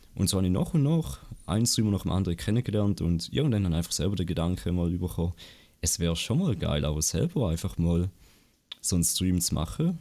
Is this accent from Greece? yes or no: no; Appenzell Ausserrhoden, Switzerland; ich komme aus Appenzell Ausserrhoden